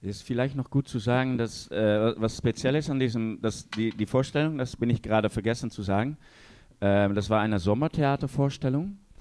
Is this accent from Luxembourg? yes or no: no; Netherlands; als Holländer